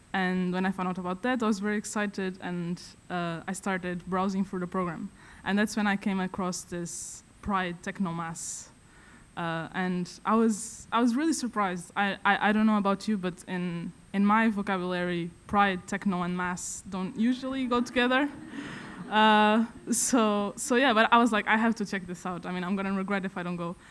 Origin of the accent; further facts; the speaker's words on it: Vila Real, Norte, Portugal; moved away as an adult; now in Stockholm, Sweden; I come from Vila Real, which is a very small town in the north of Portugal